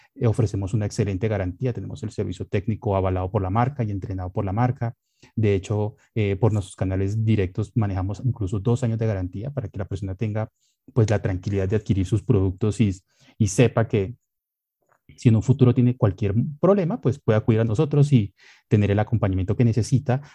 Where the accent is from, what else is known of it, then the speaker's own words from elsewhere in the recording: Colombia; como buenos colombianos